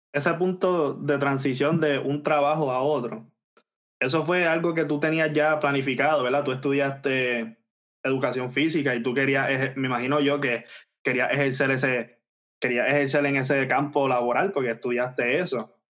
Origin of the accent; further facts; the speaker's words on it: Puerto Rico; nosotros somos de Puerto Rico